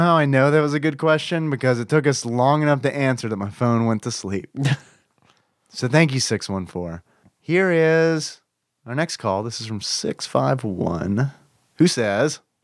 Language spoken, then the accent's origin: English; the South, United States; accent: southern; I hear my southern accent